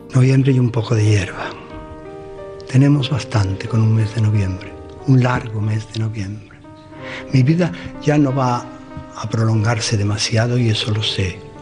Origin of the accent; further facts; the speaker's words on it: Andalusia, Spain; Yo sería profundamente otro si no fuese andaluz